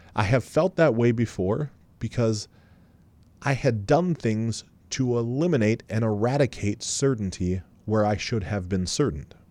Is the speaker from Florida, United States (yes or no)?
no; Columbus, Ohio, United States; We're both from Columbus.